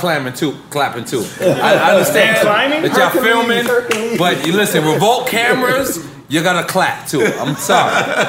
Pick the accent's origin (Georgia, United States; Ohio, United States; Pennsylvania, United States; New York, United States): New York, United States; Queens; I'm from Queens. Yeah. I'm from Queens for real.